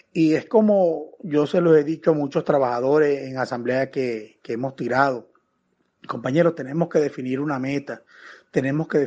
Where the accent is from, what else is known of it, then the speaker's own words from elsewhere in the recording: Venezuela; Vale, nosotros somos venezolanos. La cédula de nosotros dice venezolano